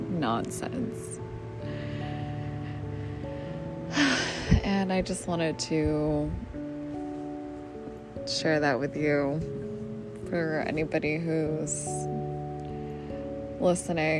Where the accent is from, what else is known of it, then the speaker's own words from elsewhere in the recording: Massachusetts, United States; Massachusetts, which is my home state where I'm recording from